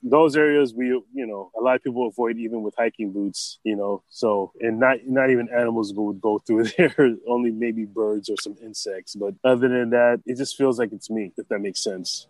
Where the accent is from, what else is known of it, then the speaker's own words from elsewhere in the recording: White Plains, New York, United States; moved away as an adult; also born or lived in Los Angeles, California / Hawaii; now in Hilo, United States; I was born and raised in White Plains, New York.